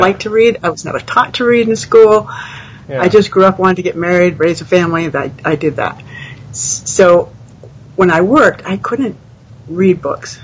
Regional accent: New England, United States; moved away as an adult; now in Texas, United States; I grew up in New England. I moved to Texas

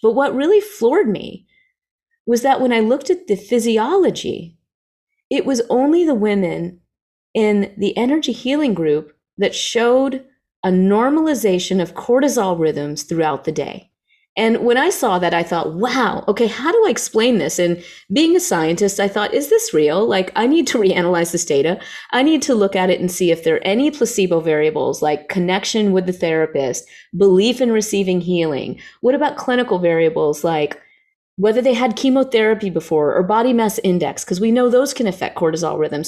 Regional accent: the South, United States; I grew up in the South

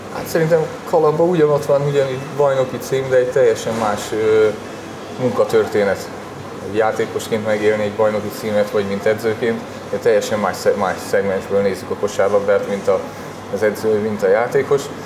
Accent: Szombathely, Vas, Hungary; moved away as an adult; now in Kecskemét, Hungary; a Szombathely a szülővárosom

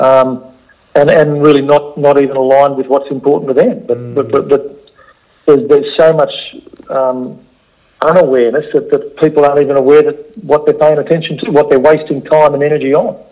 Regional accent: Australia; as an Aussie bloke

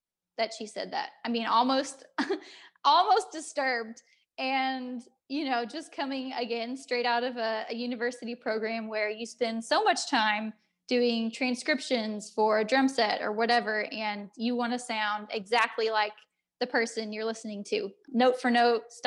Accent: United States; moved away as an adult; also born or lived in Ireland; I'm an American

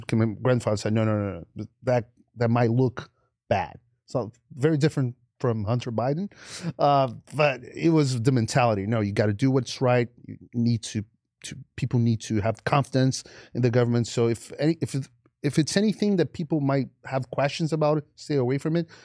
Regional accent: Rio de Janeiro, Brazil; moved away as an adult; I grew up in a very uh, back then rural part of Rio

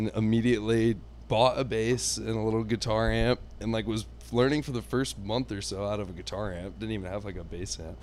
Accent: South Florida, United States; also born or lived in Texas / Coral Springs, Florida / Parkland, Florida / Naples, Florida; raised in South Florida. First, Coral Springs, Parkland

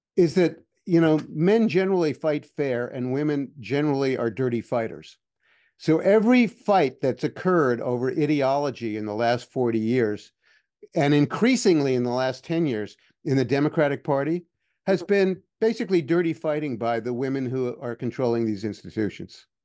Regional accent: New York City, New York, United States; moved away as an adult; I grew up in Manhattan and I, you know, I was a teenager there

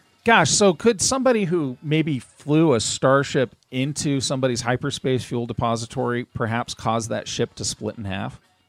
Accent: Magna, Utah, United States; the town we grew up in Magna

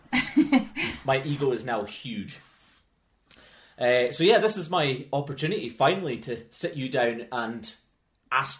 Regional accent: Inverness, Scotland, United Kingdom; We grew up climbing together in the Inverness Wall

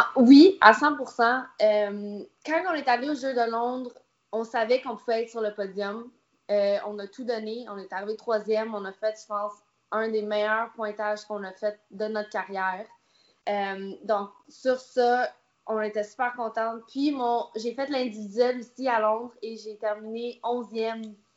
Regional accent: Canada; je suis canadienne

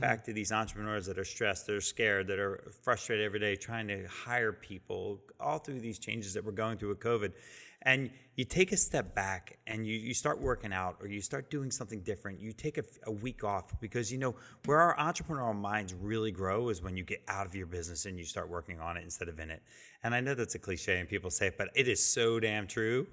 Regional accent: New Jersey, United States; now in Virginia, United States; I'm from Jersey and grew up on the shore as a kid, and I moved to Virginia

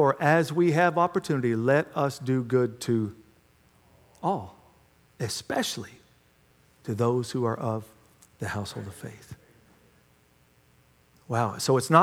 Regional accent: United States; I'm an American, ain't

